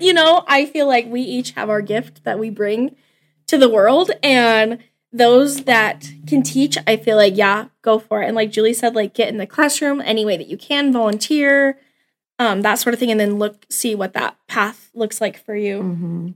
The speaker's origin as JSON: {"language": "English", "town": "Cheyenne", "region": "Wyoming", "country": "United States", "tie": "born or raised there", "also_born_or_lived": "Laramie, Wyoming", "moved": "as an adult", "lives_now": "Scottsbluff, United States", "said": "I'm from Cheyenne, born and raised."}